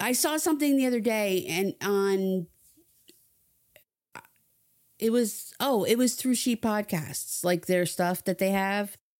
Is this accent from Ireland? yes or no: no; New Jersey, United States; moved away; I was a kid growing up in New Jersey